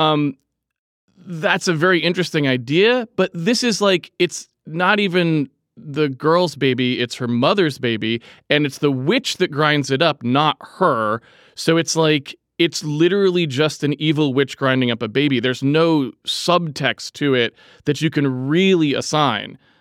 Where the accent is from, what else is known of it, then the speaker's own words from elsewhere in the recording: New England, United States; I'm from New England